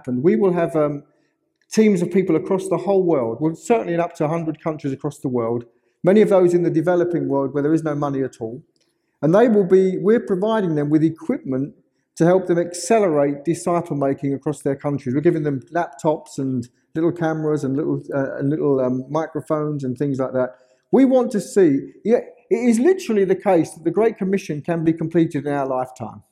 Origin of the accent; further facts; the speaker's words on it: London, United Kingdom; I am from London, England.